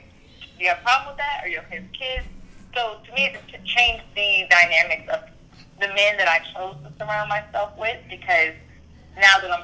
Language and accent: English; Little Robbins, the South, United States; moved away as an adult; now in Atlanta, United States; I'm from Little Robbins, very small town down south